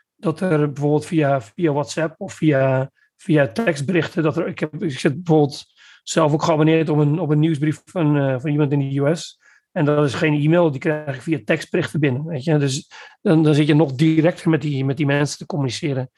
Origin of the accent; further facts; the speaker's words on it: Netherlands; moved away as an adult; now in Belgium; ik kom uit Nederland